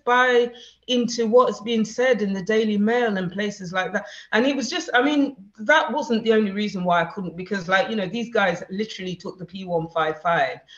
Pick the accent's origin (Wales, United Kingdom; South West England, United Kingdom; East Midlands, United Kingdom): East Midlands, United Kingdom; Nottingham; also born or lived in London; I was born in Nottingham, and I have a British passport